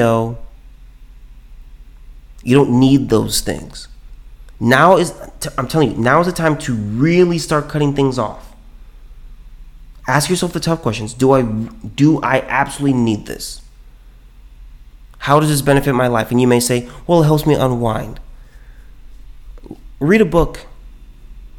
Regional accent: California, United States; now in Texas, United States; I'm from California

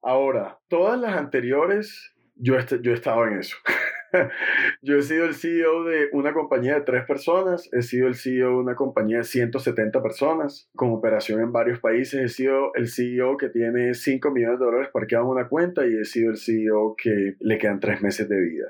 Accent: Barranquilla, Atlántico, Colombia; also born or lived in Cali; yo nací en Cali, más sin embargo, yo me considero barranquillero, yo soy barranquillero

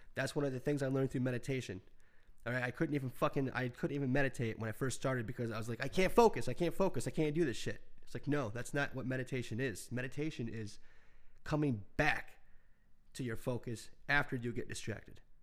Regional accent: United States; as an American

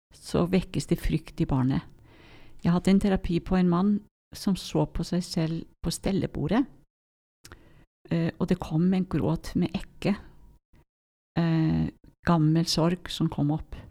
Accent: Iceland; Norwegian is a second language; moved away; Jeg merker noen ganger at jeg er islending

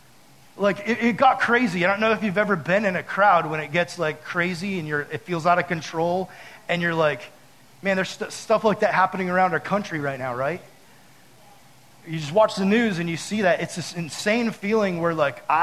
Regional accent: United States; I'm American

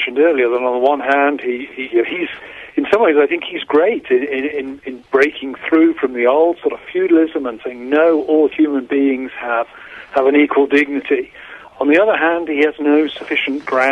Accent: United Kingdom; moved away as an adult; now in United States; I grew up in Britain, in Europe.

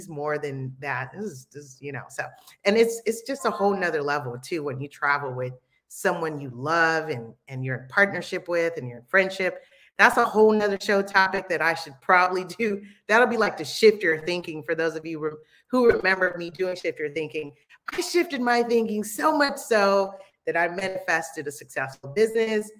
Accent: Los Angeles, California, United States; also born or lived in Belize; This is where my family's from. I like to say I was made here, but I was born in the United States

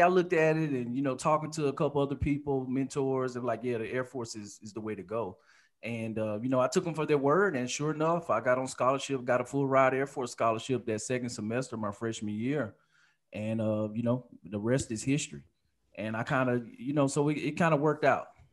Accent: Alabama, United States; also born or lived in Detroit, Michigan; born in Detroit, Michigan, stayed there for about eight years, then moved to Alabama, back where my dad was from.

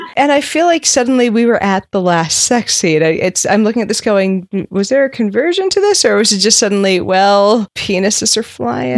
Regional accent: Nova Scotia, Canada; I grew up in Nova Scotia

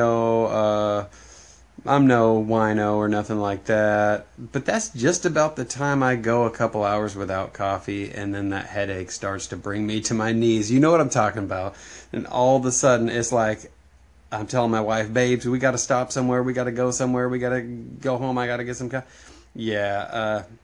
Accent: Washington, United States; I'm from Washington State

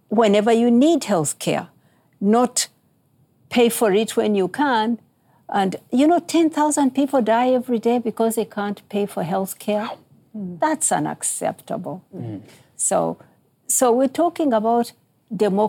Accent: Uganda; where I come from, I'm from Uganda in East Africa.

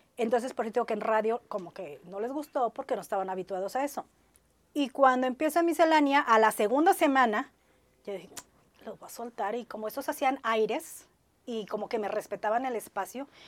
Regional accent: Ciudad Madero, Tamaulipas, Mexico; moved away as an adult; now in Monterrey, Mexico; soy orgullosamente maderense. Vengo de allá

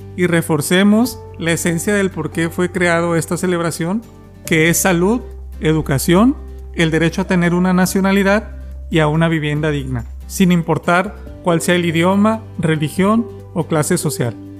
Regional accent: Guadalajara, Jalisco, Mexico; tengo 9 años, soy de Guadalajara

